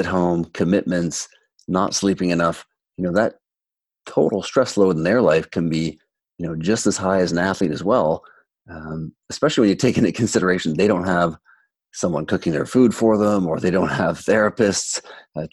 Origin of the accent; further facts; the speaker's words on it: Toronto, Ontario, Canada; when I was growing up in Toronto 20 years ago